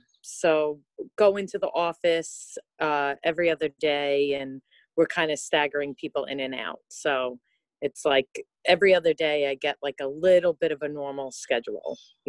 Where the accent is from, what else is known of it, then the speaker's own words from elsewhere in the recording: Long Island, New York, United States; So, I'm from New York. I've lived here my whole life. I'm 49, really struggling this year with turning 50.